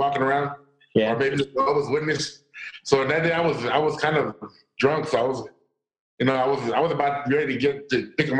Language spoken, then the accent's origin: English; Texas, United States; I'm from Texas, St. John's, so we're away for you.